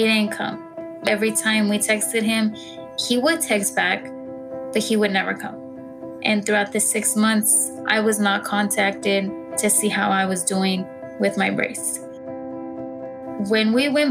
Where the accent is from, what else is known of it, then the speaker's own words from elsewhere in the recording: Dallas, Texas, United States; I'm from Dallas, Texas